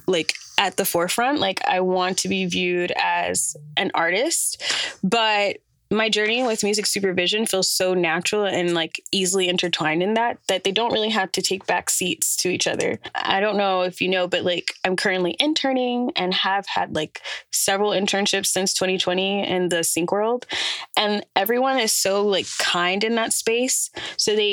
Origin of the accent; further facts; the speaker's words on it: Atlanta, Georgia, United States; moved away as an adult; now in New York, United States; I am an artist from Atlanta, Georgia. And I moved here from there in 2020